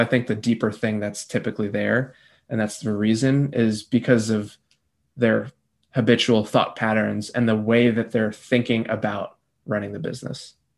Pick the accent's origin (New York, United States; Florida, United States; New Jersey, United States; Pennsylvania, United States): New Jersey, United States; also born or lived in North Carolina / Peru; I grew up in New Jersey, born and raised